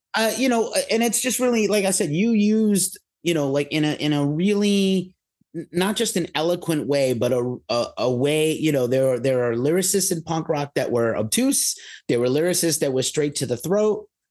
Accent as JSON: {"language": "English", "town": "New York City", "region": "New York", "country": "United States", "tie": "born or raised there", "said": "growing up in New York City"}